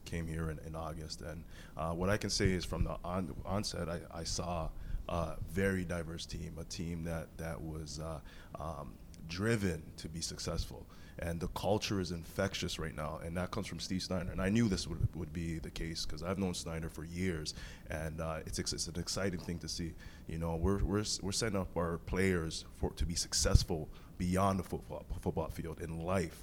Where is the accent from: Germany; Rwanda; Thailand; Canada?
Canada; Toronto, Ontario; I'm a kid from Rexdale.